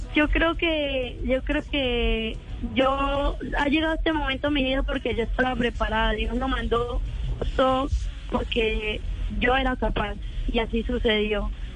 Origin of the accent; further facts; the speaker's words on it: Barrancabermeja, Santander, Colombia; moved away as an adult; now in Medellín, Colombia; yo nací en Barranca Bermeja, Santander.